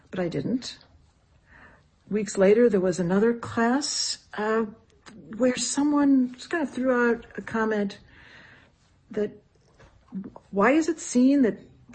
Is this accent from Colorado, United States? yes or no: no; outside of Boston, New England, Massachusetts, United States; moved away; I grew up outside of Boston in a small New England town.